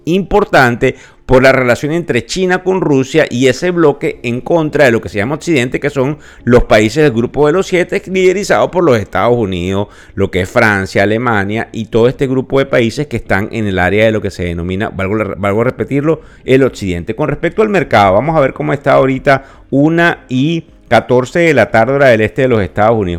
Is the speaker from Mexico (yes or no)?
no; Venezuela; accent: Venezuelan; Yo soy venezolano, me cuesta mucho quitarme mi acento